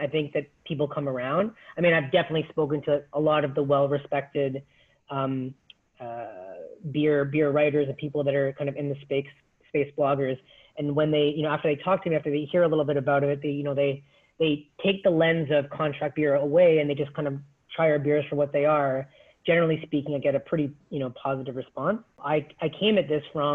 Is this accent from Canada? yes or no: yes; Toronto, Ontario, Canada; I grew up in Scarborough, being, you know, born and raised in Toronto, went to school here